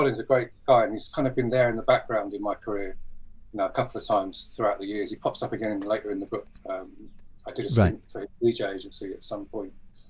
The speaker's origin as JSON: {"language": "English", "town": "Bury St Edmunds", "region": "East of England", "country": "United Kingdom", "tie": "born or raised there", "also_born_or_lived": "London", "moved": "yes", "lives_now": "Brighton, United Kingdom", "said": "I was brought up in Bury St Edmunds in Suffolk, but we moved here. Okay. I moved to London for a long time, and then we moved here maybe 15, 16 years ago."}